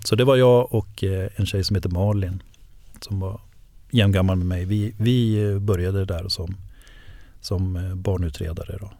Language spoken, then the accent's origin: Swedish; Enköping, Uppsala County, Sweden; eftersom jag kommer från Enköping, jag, jag bor ju där, jag är ju född och uppvuxen där